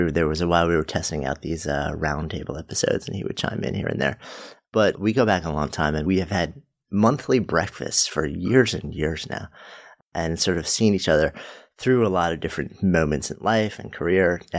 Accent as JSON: {"language": "English", "town": "Pittsburgh", "region": "Pennsylvania", "country": "United States", "tie": "born or raised there", "moved": "as an adult", "said": "Born and raised in Pittsburgh, a city that I still adore."}